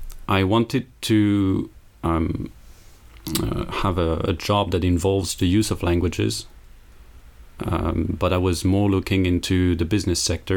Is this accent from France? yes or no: yes; north of France, France; also born or lived in Metz; I come from France. I was born in the east of France, in Metz. Then I grew up in various cities, but mostly from the north of France.